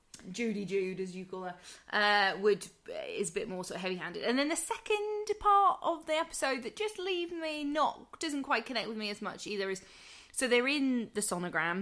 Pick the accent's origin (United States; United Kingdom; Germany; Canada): United Kingdom; England; as an English person